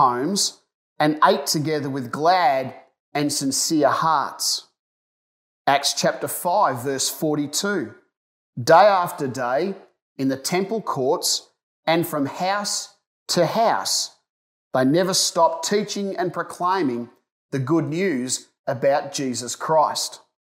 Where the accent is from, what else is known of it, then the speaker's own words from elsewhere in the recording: Ballarat, Victoria, Australia; As a young person growing up in Ballarat